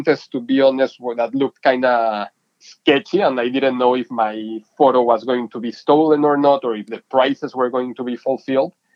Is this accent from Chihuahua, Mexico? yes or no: no; Mexico City, Mexico; moved away as an adult; now in San Diego, United States; I'm originally from Mexico City. I was born and raised there and then moved to college to San Diego, to the University of San Diego, and never left San Diego